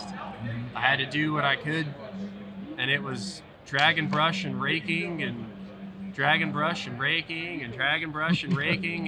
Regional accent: Charlotte, North Carolina, United States; I grew up in Charlotte, and I went to App State

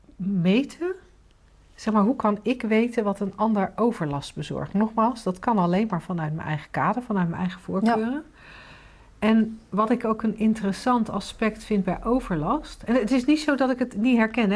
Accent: 's-Gravenzande, South Holland, Netherlands; in Schavenzanden, waar ik opgegroeid ben

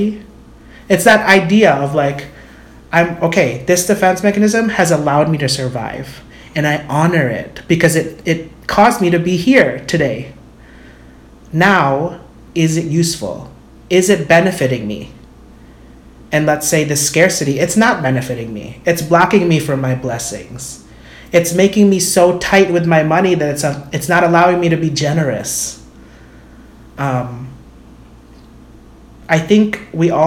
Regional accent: Philippines; I'm Filipino

